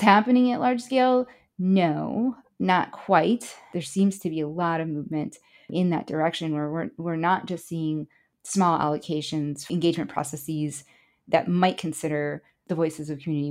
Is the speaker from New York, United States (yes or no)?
no; Chicago, Illinois, United States; first language Spanish; I grew up in Chicago and my mother was an undocumented immigrant from Honduras, Central America.